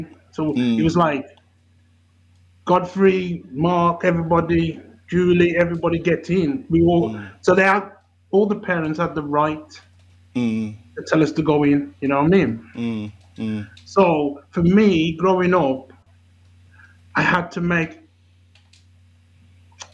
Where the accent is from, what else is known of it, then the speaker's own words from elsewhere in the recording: Bilston, West Midlands, United Kingdom; accent: Wolverhampton; growing up in Bilston, where my area was